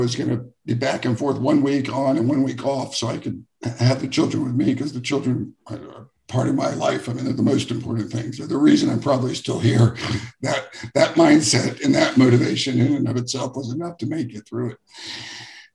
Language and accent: English; Jacksonville, Florida, United States; I grew up here in the same town that I live in now, Jacksonville, Florida